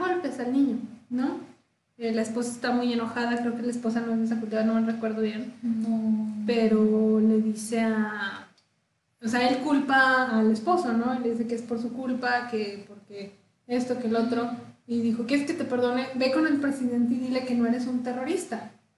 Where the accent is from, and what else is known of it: Mexico